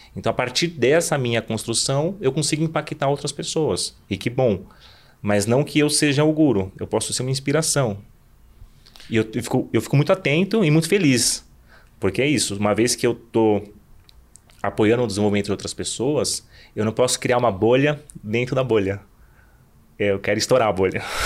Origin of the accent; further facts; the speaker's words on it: Southeast Brazil, Brazil; nós brasileiros que nascemos no Sudeste